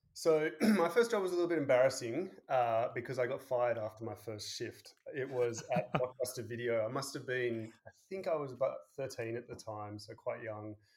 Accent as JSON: {"language": "English", "town": "Sydney", "region": "New South Wales", "country": "Australia", "tie": "born or raised there", "also_born_or_lived": "San Francisco, United States / Boston, United States / Denver, United States", "moved": "as an adult", "said": "I grew up um, in Sydney"}